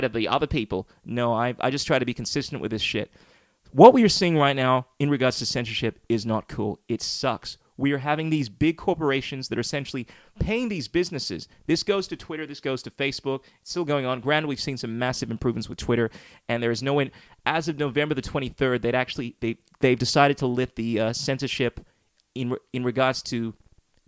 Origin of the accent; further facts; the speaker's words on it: Ghana; now in Australia; my hometown, Ghana